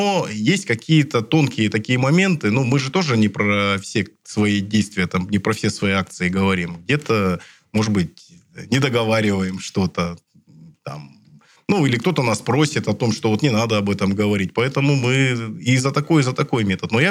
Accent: Siberia, Russia; Мы сибиряки, люди сильные, мы всегда со всеми Э, сложностями справлялись.

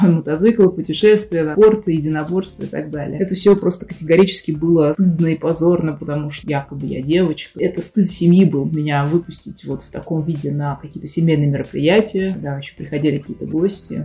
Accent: Russia; moved away as an adult; Сейчас я уехал из России

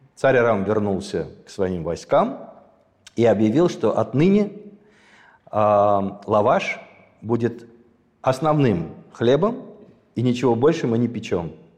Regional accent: Sumgait, Azerbaijan; moved away; я родился в Азербайджане. Более того, я родился в городе

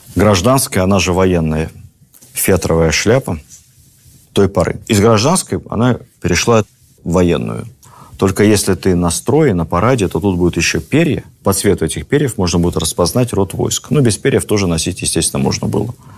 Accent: Moscow, Russia; как москвич

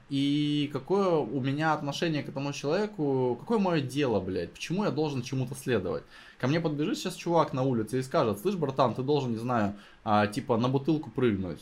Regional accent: Novosibirsk, Novosibirsk Oblast, Russia; я из Новосибирска

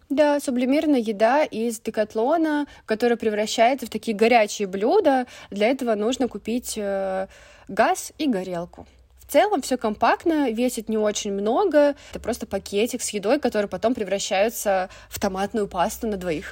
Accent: Russia; все очень легко и классно принимали нас и из России

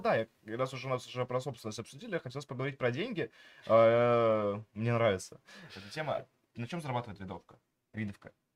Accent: Vidnoye, Moscow Oblast, Russia; also born or lived in Pokhvistnevo, Samara Oblast; я э, рос в Ленинском районе Московской области, все-таки в городе видно

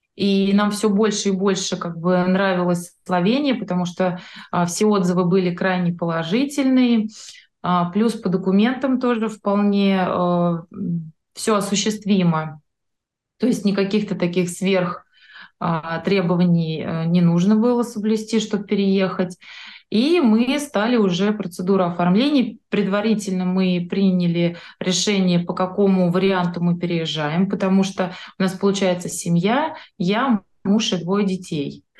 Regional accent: Moscow, Russia; moved away as an adult; now in Slovenia; мы из Москвы

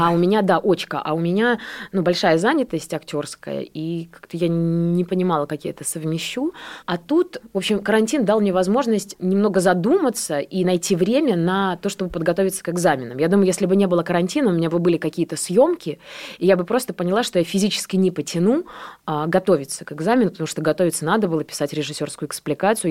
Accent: Borisov, Minsk Region, Belarus; also born or lived in Grodno; now in Russia; Я родилась, на самом деле, в Гродно. Ага. Просто я была маленькая, и меня перевезли в Борисов.

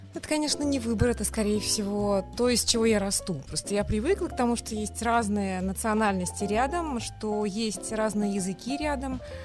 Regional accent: Kazan, Tatarstan, Russia; born or raised there; first language Tatar; Russian is a second language; now in Moscow, Russia

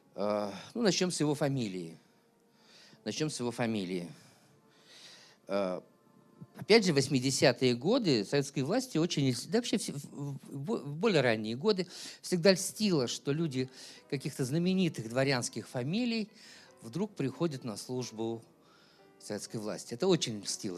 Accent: Chelyabinsk, Chelyabinsk Oblast, Russia; сам я родился в Челябинске

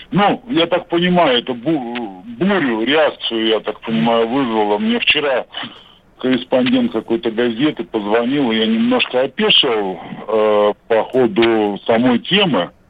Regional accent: Kuzbass, Kemerovo Oblast, Russia; мы с ним из Кузбасса

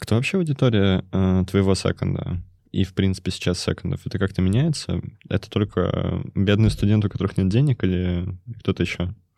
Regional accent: Kemerovo, Kemerovo Oblast, Russia; я из Кемерово

